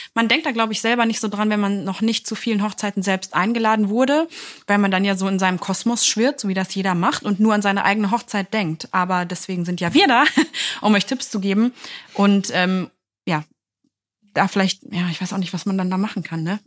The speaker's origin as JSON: {"language": "German", "area": "near Hanover", "region": "Lower Saxony", "country": "Germany", "said": "ich bin ja aus Niedersachsen, habe ich ja schon öfter mal erwähnt, aus der Nähe von Hannover"}